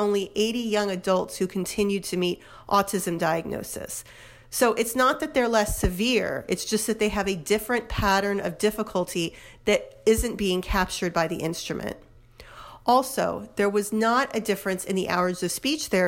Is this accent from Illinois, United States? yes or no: no; New Jersey, United States; my home state of New Jersey